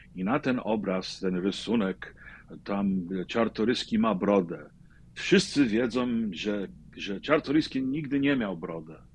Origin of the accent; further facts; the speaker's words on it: New York City, New York, United States; ja się urodziłem w Brooklynie, e, w polskiej dzielnicy Greenpoint